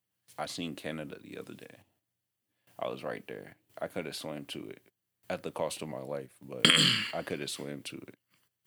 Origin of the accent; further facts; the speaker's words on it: New York, United States; moved away; growing up in New York